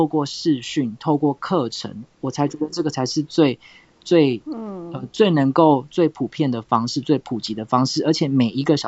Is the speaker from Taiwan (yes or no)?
yes; Tainan, Taiwan; 台南啊，我现在住家里。